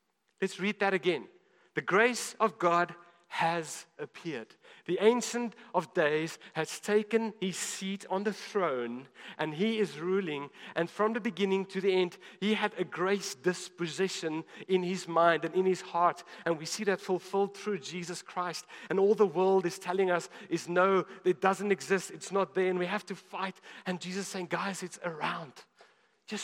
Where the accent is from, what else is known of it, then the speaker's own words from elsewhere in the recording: South Africa; as a South African.